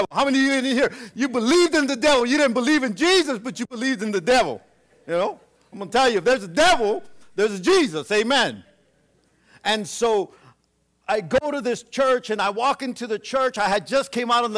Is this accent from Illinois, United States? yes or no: no; Southern California, United States; I was from Southern California